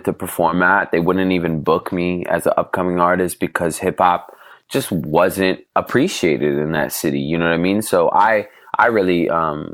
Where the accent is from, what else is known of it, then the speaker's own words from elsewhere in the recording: Portland, Oregon, United States; moved away as an adult; now in Los Angeles, United States; growing up in Portland in middle school